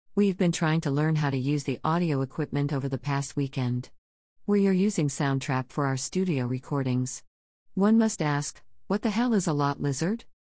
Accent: New York, United States; as a New Yorker

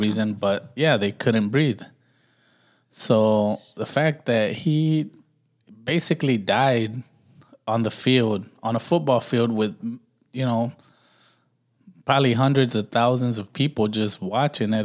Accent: Los Angeles, California, United States; I was raised in Watts.

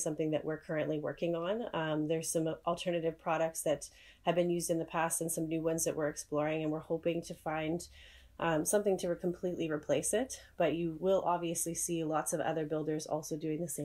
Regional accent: Calgary, Alberta, Canada; moved away as an adult; now in Saskatoon, Canada; I'm originally from Calgary, Alberta

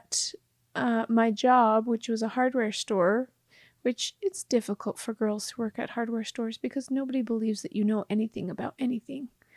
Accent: Mount Pleasant, Utah, United States; the city where I grew up in Mount Pleasant

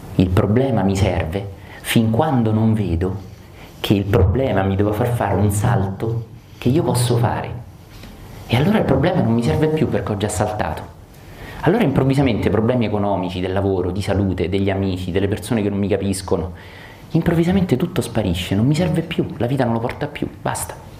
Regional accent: Rome, Lazio, Italy; io che sono romano

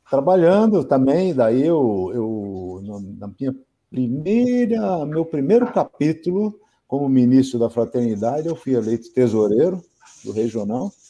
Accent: Santos, São Paulo, Brazil; now in São Paulo, Brazil; mas hoje eu tenho mais tempo de vida em São Paulo do que o tempo de vida que eu tive lá em Santos.

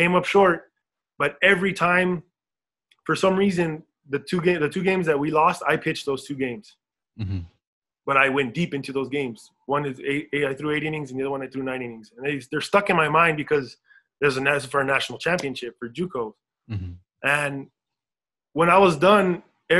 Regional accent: El Paso, Texas, United States; moved away as an adult; we grew up in El Paso. We grew up in Socorro

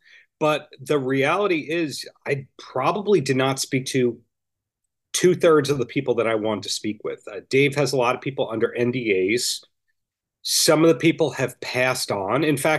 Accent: Long Island, New York, United States; also born or lived in Hoboken, New Jersey; where I'm from, Long Island.

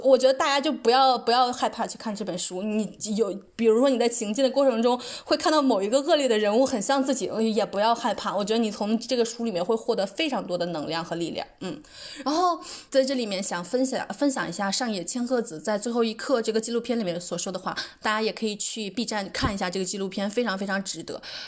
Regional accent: China; 我觉得就是全世界的人类，尤其东亚人，尤其我们中国人，尤其需要看一下这一本书。

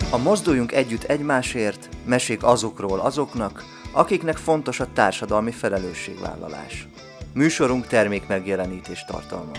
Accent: Miskolc, Borsod-Abaúj-Zemplén, Hungary; moved away as an adult; now in Budapest, Hungary; Én Miskolci srác vagyok, én egy nagyon szegény családban éltem

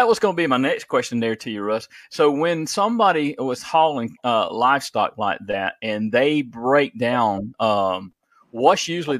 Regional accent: South Georgia, United States; I grew up in the South Georgia and, you know, spraying cotton and harrowing the fields.

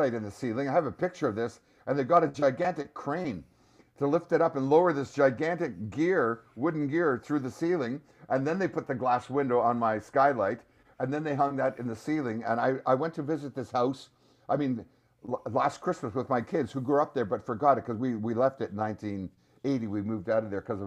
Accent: Canada; we're Canadian

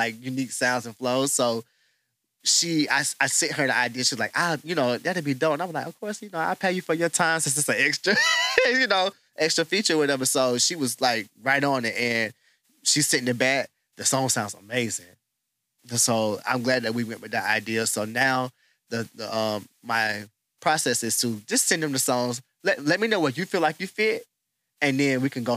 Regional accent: the South, United States; accent: Southern; also born or lived in Charlotte, North Carolina; now in Houston, United States; I grew up in the South

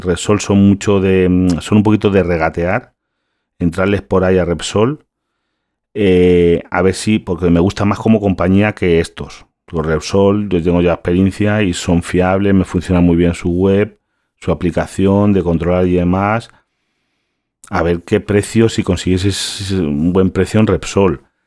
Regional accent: Galicia, Spain; yo soy gallego

